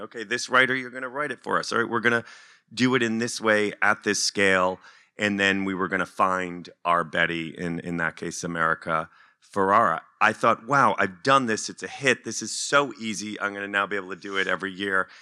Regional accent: United States; also born or lived in Washington Heights, New York; now in Los Angeles, United States; as an American living in L

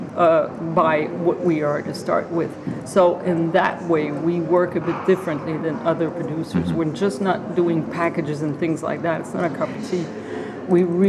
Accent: Quebec, Canada; we're from Quebec

